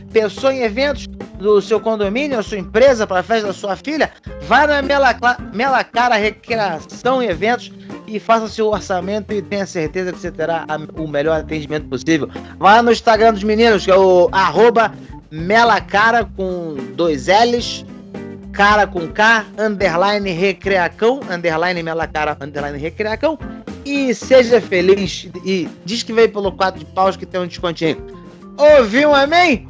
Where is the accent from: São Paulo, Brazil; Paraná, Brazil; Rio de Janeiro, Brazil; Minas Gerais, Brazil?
Rio de Janeiro, Brazil; also born or lived in Pará / Maranhão; eu fui criado no Rio